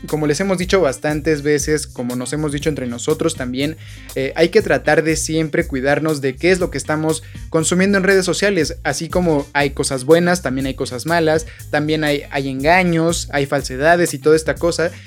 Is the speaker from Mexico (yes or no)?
yes; Mexico; nosotros como mexicanos